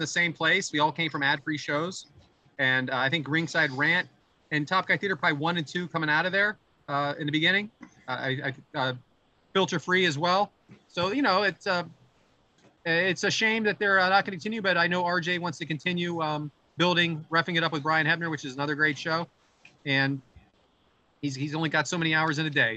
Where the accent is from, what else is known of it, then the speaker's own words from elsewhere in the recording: near Pittsburgh, Pennsylvania, United States; now in Philadelphia, United States; my hometown is uh, out near Pittsburgh